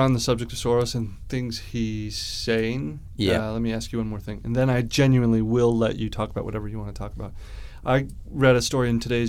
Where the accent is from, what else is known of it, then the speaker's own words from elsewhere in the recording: Australia; now in United Kingdom; So technically, I'm a Commonwealth citizen who's currently resident in the UK.